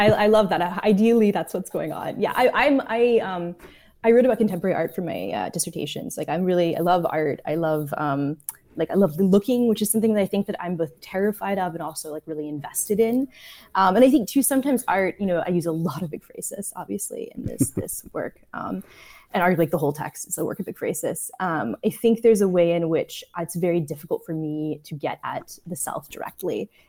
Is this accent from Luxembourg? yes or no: no; Prague, Czechia; I grew up in Prague in Czechia and was really impacted early on by like Czech New Wave films.